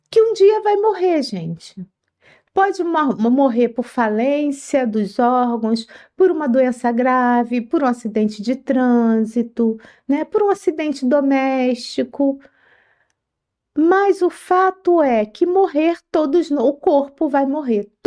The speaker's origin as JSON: {"language": "Portuguese", "region": "Rio de Janeiro", "country": "Brazil", "lives_now": "São Paulo, Brazil", "said": "Aqui em São Paulo, o dia da feijoada é na quarta-feira. Eu vim do Rio de Janeiro, lá era na sexta-feira"}